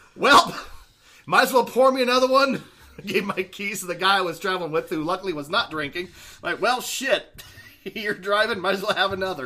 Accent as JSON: {"language": "English", "region": "Idaho", "country": "United States", "said": "we're from Idaho"}